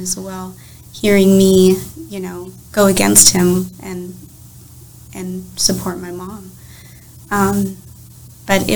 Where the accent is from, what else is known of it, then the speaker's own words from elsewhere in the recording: Illinois, United States; moved away as an adult; I'm originally from Illinois